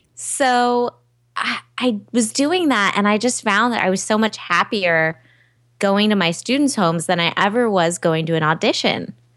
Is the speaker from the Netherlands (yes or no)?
no; Southern California, United States; also born or lived in New York; I'm from Southern California